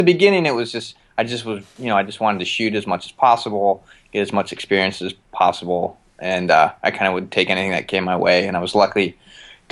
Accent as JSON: {"language": "English", "town": "Pittsburgh", "region": "Pennsylvania", "country": "United States", "tie": "born or raised there", "also_born_or_lived": "Philadelphia", "moved": "yes", "lives_now": "Los Angeles, United States", "said": "I grew up in Pittsburgh, but I lived in Philadelphia for 11 years before"}